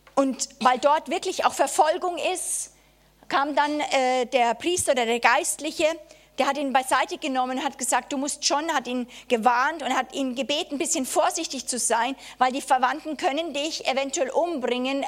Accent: Germany; als Deutsche

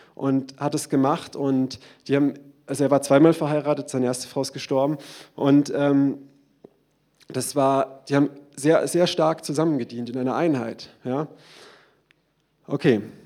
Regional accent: Germany; Wir sind Deutsche

